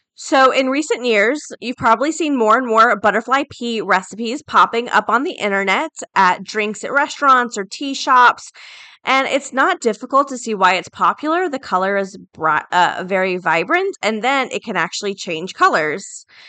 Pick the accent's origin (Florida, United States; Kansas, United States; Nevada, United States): Florida, United States; I'm from Florida, right? So we're very hurricane prone as well.